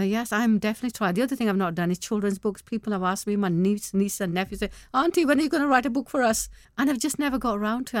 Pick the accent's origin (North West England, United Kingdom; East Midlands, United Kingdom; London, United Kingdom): North West England, United Kingdom; Manchester; English is a second language; also born or lived in Pakistan; only eight years I spent in Pakistan. Now I'm na-, sixty. Uh, the rest of my life's been here. I'm in Mancunian, I live in Manchester.